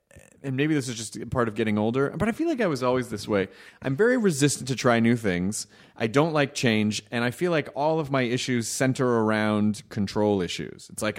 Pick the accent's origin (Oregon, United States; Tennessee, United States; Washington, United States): Tennessee, United States; Memphis; also born or lived in Louisville; Well, I was born in Louisville, Kentucky. I grew up in Memphis.